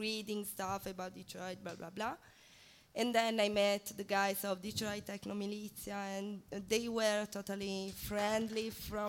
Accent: Bari, Apulia, Italy; English is a second language; moved away as an adult; also born or lived in Rostock, Germany; now in Berlin, Germany; I come from Italy. Italy? I grew up there in the south of Italy

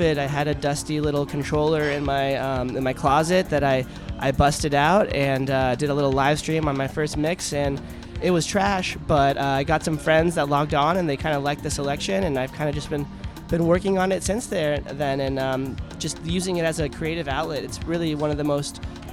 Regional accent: Orange County, Southern California, United States; also born or lived in Denver, United States / Afghanistan (ancestry); now in Detroit, United States; my family is actually originally from Afghanistan, and I grew up in California

